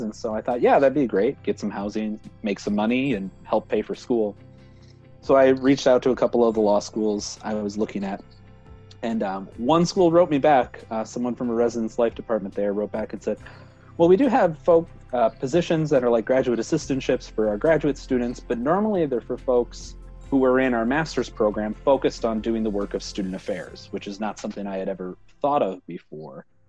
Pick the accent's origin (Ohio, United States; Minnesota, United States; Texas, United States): Minnesota, United States; moved away; back home in Minnesota